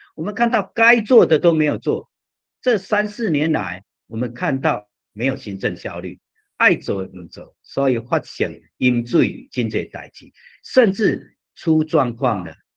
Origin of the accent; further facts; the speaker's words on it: Yilan County, Taiwan; 我们宜兰人真的是有一种 吞不下去那一种厌弃